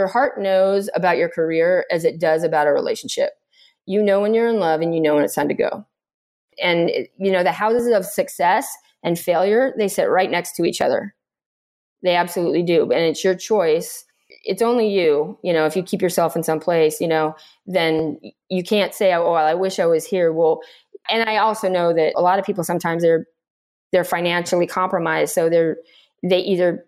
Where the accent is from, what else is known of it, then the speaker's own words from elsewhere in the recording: Arizona, United States; moved away as an adult; I was growing up in Arizona